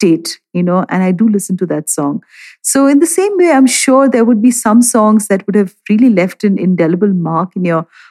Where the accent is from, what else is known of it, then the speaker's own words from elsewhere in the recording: Shillong, Meghalaya, India; I was growing up in Shillong